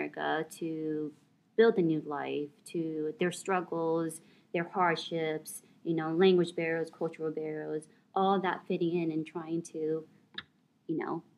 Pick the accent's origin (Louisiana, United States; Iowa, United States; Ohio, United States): Iowa, United States; moved away; I'm from Iowa